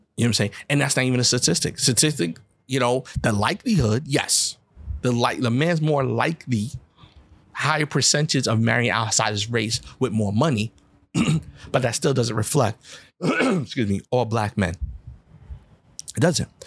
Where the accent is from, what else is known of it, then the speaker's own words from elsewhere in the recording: United States; when you're a black person in America, I can't hide and say I'm something else